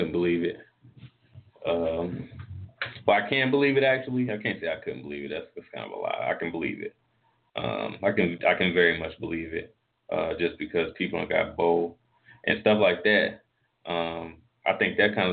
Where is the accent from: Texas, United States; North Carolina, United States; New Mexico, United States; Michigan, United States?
North Carolina, United States; I'm from North Carolina where if we get snow, especially where I'm at, we don't really do much in that.